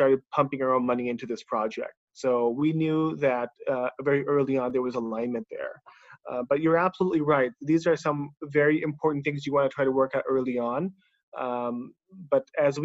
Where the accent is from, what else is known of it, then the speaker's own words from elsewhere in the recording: Bay Area, California, United States; moved away as an adult; now in Singapore; I am actually from the Bay Area, from California myself